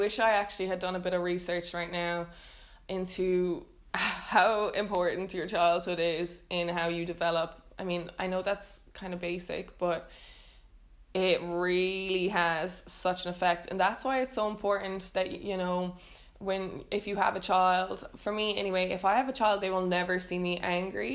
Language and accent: English; Ireland; moved away as an adult; now in Netherlands; growing up in Ireland